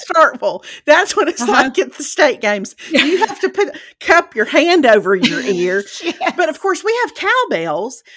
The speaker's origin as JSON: {"language": "English", "region": "Mississippi", "country": "United States", "tie": "born or raised there", "moved": "yes", "said": "growing up in Mississippi"}